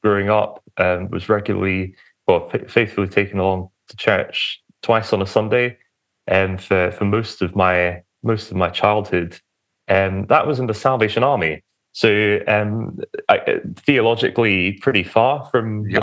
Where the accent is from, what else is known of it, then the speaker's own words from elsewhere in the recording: Romford, East of England, United Kingdom; moved away; I was born in a town called Romford, which is Essex. the outskirts of London